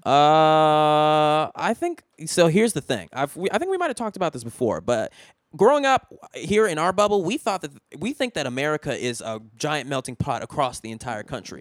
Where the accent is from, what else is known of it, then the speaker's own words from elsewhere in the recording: Richmond, California, United States; moved away; where I'm from, Richmond is, like, it, when I was growing up, like, in, like, two thousand one, Richmond was, like, the eleventh most dangerous city in the country